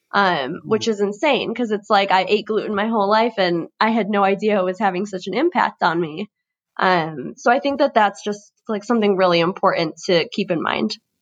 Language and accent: English; Chicago, Illinois, United States; I'm twenty-two years old, born and raised in Chicago.